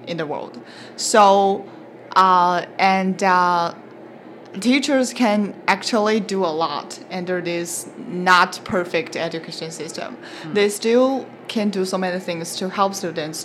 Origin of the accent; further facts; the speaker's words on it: China; moved away as an adult; now in Canada; I'm from China